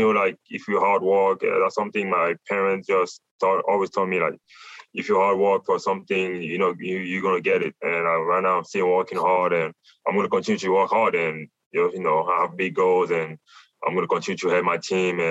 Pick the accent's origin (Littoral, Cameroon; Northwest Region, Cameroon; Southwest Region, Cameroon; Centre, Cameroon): Littoral, Cameroon; Douala; now in Tucson, United States; I'm from Africa